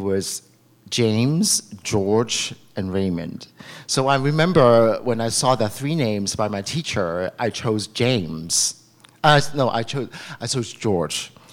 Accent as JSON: {"language": "English", "country": "Macau", "tie": "born or raised there", "moved": "yes", "lives_now": "San Francisco, United States", "said": "I was born in Macau"}